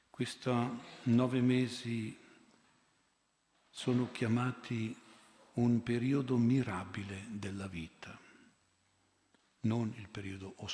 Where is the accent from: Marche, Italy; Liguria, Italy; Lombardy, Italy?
Lombardy, Italy; Milan; Io vengo da Milano, 25 anni fa, mi ricordo, l'oratorio era pieno di figli unici e di figlie uniche.